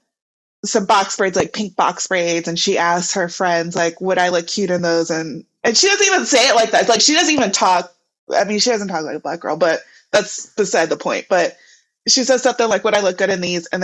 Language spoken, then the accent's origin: English; Missouri, United States; moved away; we're both from Missouri